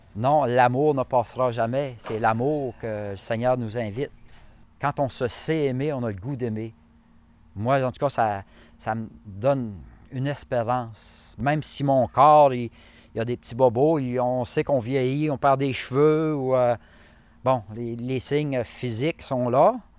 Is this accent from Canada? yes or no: yes; Saint-Jules-de-Beauce, Quebec, Canada; je suis de Saint-Jules-de-Beauce